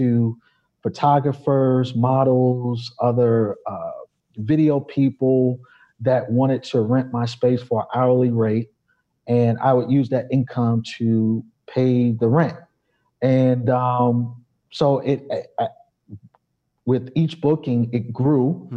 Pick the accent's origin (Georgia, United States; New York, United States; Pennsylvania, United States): New York, United States; New York City; moved away as an adult; also born or lived in Chicago; I'm originally from New York